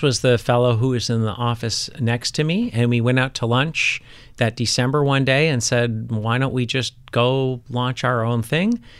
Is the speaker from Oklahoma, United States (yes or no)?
no; Milwaukee, Wisconsin, United States; moved away as an adult; the Midwest where I grew up, like, all the dads were home for dinner.